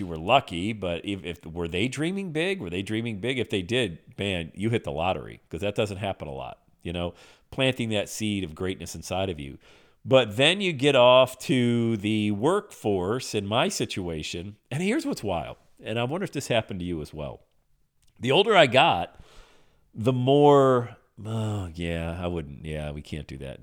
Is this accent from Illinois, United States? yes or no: no; Pennsylvania, United States; I grew up in Pennsylvania